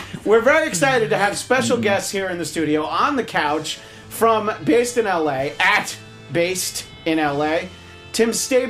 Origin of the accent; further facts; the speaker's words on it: New York, United States; Yeah, no, I mean, I'm from New York originally